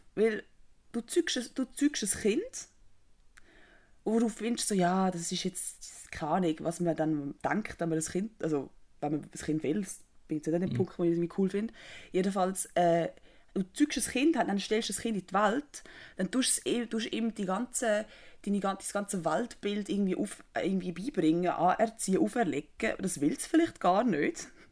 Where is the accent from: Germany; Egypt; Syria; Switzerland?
Switzerland; als Schweizerin